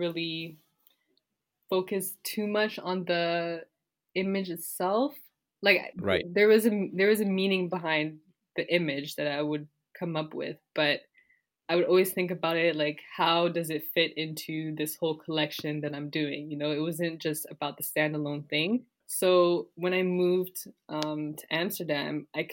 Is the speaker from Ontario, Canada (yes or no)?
yes; Toronto, Ontario, Canada; born or raised there; also born or lived in Guinea / Quebec